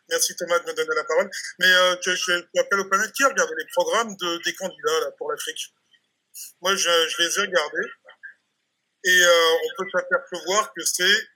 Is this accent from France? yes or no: yes; France; en tant que Français, on va voter, mais nous, moi, je vais d'ailleurs, je vous le dis tout de suite, voter blanc